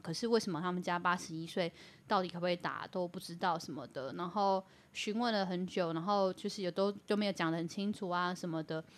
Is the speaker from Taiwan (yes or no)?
yes; Taiwan; 我们台湾人